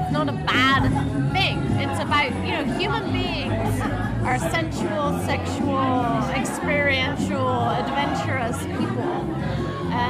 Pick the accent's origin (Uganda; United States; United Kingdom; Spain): United Kingdom; England; I'm actually English